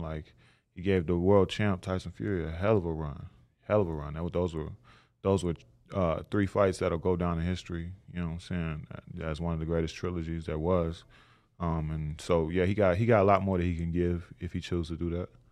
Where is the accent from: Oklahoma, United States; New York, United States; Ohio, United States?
Oklahoma, United States; Tulsa; I'm from Tulsa, Oklahoma.